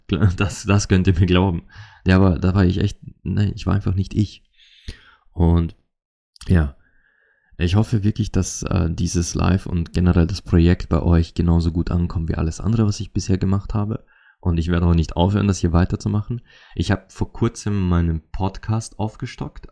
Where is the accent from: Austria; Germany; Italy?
Austria; accent: Austrian dialect; in meinem österreichischen Dialekt auf Mundart